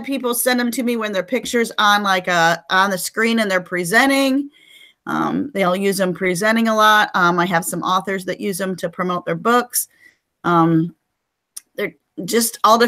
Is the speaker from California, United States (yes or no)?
no; Michigan, United States; moved away as an adult; now in Rockwall, United States; I live in Rockwall, Texas, which I'm transplanted from Michigan. I was a Michigander until I was 40